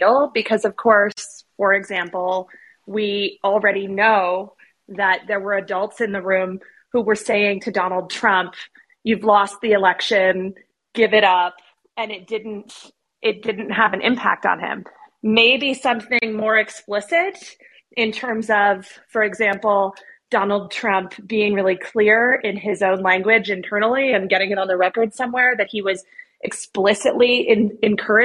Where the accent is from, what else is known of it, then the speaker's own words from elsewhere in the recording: Arizona, United States; moved away as an adult; now in Washington, D.C., United States; I have a lot of love for my home state, even though I am a swamp creature now